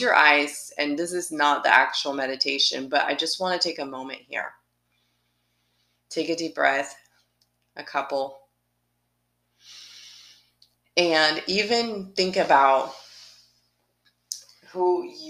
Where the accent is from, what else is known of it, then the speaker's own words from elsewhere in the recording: Brazil; moved away; I'm from Brazil